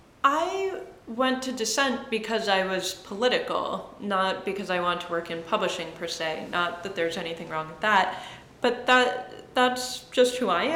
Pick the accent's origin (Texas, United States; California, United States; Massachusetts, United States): Massachusetts, United States; also born or lived in Michigan; I was born in Michigan. I moved around. I largely grew up in the suburbs of Massachusetts.